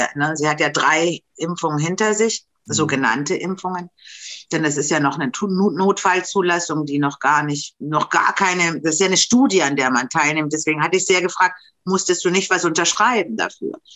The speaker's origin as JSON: {"language": "German", "country": "Romania", "also_born_or_lived": "Germany", "moved": "yes", "lives_now": "Berlin, Germany", "said": "bei uns in Rumänien"}